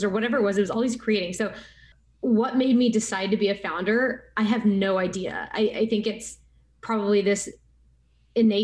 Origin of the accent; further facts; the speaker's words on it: West Texas, United States; Growing up as an Indian American in West Texas